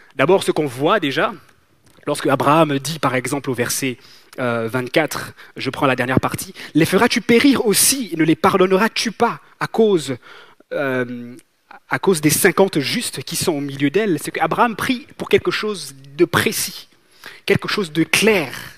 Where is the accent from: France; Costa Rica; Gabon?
Gabon; moved away; j'ai grandi, j'ai grandi en Afrique, j'ai grandi au Gabon